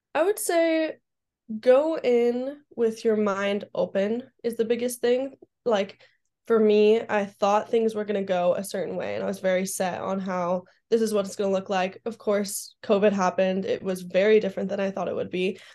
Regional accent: Southern California, United States; I grew up in SoCal, so the beach for me is a really good calming place.

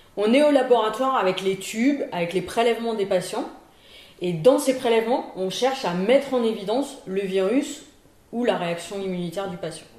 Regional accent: Paris region, Île-de-France, France; moved away as an adult; now in Lille, France; je suis lilloise d'adoption, puisque euh, je suis originaire de la région parisienne. Je suis arrivée à Lille en 1995 pour faire mon internat

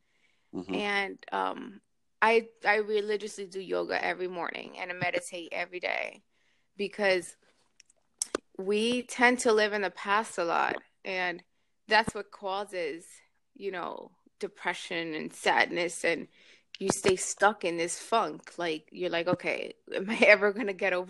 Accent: New York, United States; now in Miami, United States; I live in Miami. I'm from New York originally

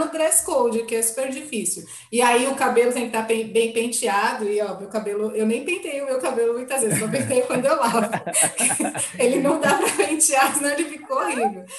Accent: São Paulo, Brazil; eu sou uma brasileira paulistana

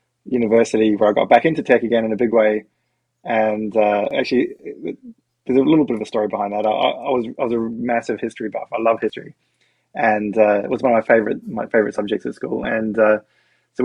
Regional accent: New Zealand; now in Australia; I grew up in New Zealand

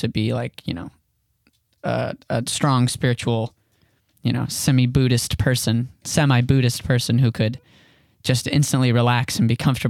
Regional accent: West Palm Beach, Florida, United States; also born or lived in Bryn Mawr, Pennsylvania; I'm from West Palm Beach, Florida is where I grew up. I was born in Bryn Mawr, Pennsylvania, but we quickly moved to West Palm when I was young.

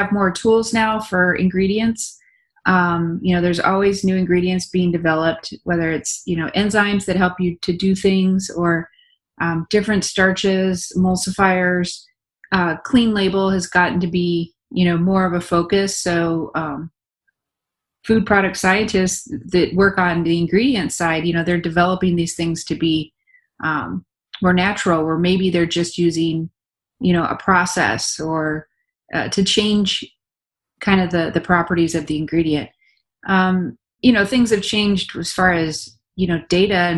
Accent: California, United States; moved away; I'm from California, and I grew up on a hobby farm

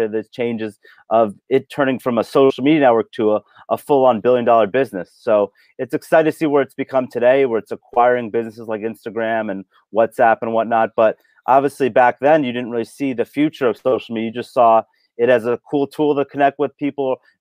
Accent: Los Angeles, California, United States; also born or lived in Indiana; born and raised in Los Angeles

